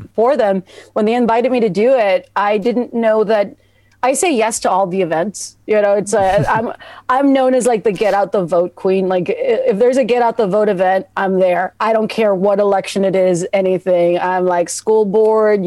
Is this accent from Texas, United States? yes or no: yes; Texas, United States; I'm from Texas